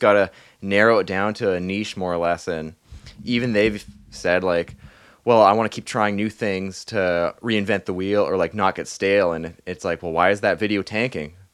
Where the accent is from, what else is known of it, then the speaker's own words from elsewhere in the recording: Thunder Bay, Ontario, Canada; moved away; I was in my hometown, uh, Thunder Bay